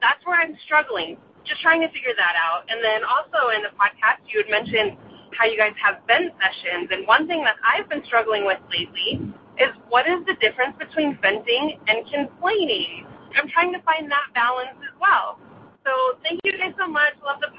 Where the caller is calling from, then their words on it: Colorado, United States; I'm calling from Colorado.